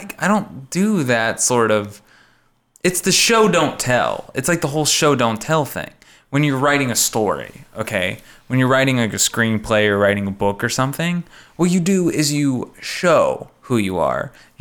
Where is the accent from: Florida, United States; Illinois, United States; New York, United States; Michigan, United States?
New York, United States; My mom, well, I grew up in New York, but my mom is from blah, blah, blah, and from here.